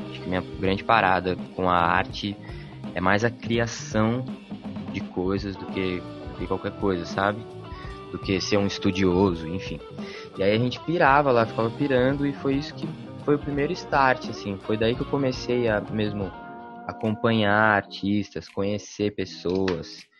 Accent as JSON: {"language": "Portuguese", "town": "Santo André", "region": "São Paulo", "country": "Brazil", "tie": "born or raised there", "said": "Morei no ABC, nasci, né, em Santo André. E sou do ABC, assim, né vivi lá, infância, adolescência."}